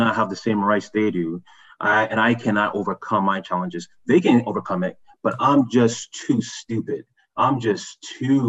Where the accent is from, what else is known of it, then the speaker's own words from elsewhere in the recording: Ghana; also born or lived in Montreal, Canada; now in Canada; And we're from Ghana.